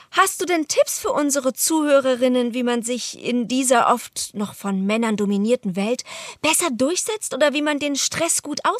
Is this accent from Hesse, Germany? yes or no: no; Berlin, Germany; Ja, ich, ich, ich meinte, also ich, ich bin Berlinerin.